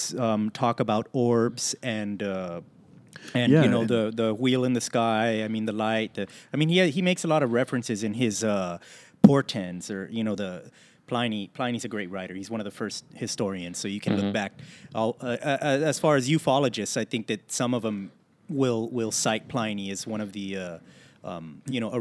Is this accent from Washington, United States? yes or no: no; Laredo, Texas, United States; I'm from Laredo